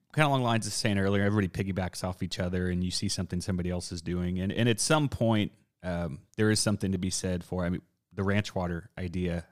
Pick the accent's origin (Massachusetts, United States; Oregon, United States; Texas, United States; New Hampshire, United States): Texas, United States; South; I'm from South Texas